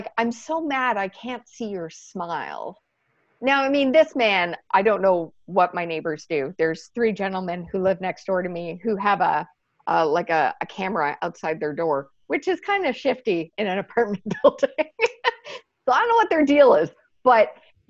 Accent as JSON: {"language": "English", "town": "Montreal", "region": "Quebec", "country": "Canada", "tie": "born or raised there", "moved": "yes", "lives_now": "Toronto, Canada", "said": "Montreal, which is my hometown"}